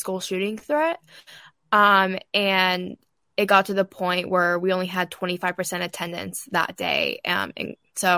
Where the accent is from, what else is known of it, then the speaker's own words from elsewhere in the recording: outside Portland, Oregon, United States; I'm from outside Portland, Oregon